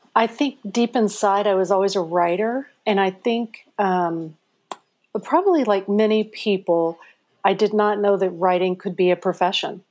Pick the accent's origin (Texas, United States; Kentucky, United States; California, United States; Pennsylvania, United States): Kentucky, United States; Madisonville; also born or lived in Cape Girardeau, Missouri / Parma, Missouri / Switzerland; I feel like I grew up in Kentucky